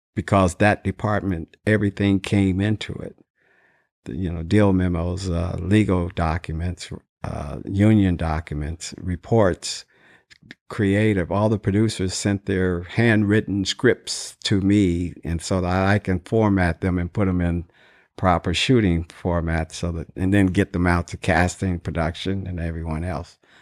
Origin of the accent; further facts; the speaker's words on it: Dayton, Ohio, United States; moved away as an adult; also born or lived in California; I was born in Dayton, Ohio and, uh, graduated from high school in nineteen sixty-six